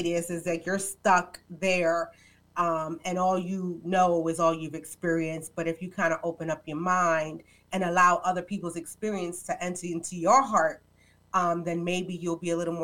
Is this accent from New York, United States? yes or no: yes; New York City, New York, United States; moved away as an adult; now in New Jersey, United States; I am a New Yorker. I'm a Bronx girl, born and raised, now residing in Jersey